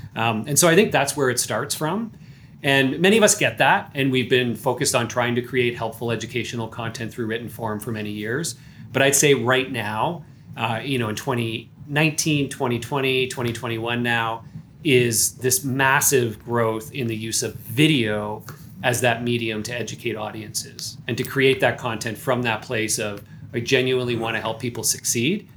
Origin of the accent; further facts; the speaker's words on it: Canada; I am Canadian